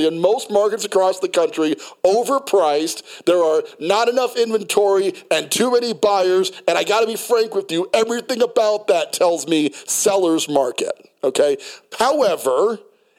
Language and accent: English; New York City, New York, United States; moved away; also born or lived in Colorado Springs, Colorado; I'm from Brooklyn, New York, and you know, gunfire and getting shot at was not that abnormal. You know, where I grew up